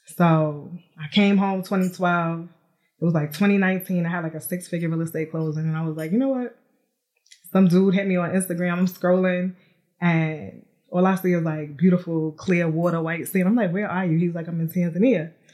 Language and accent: English; New York City, New York, United States; now in Atlanta, United States; I am from New York City, born and raised, but now I reside in Atlanta, Georgia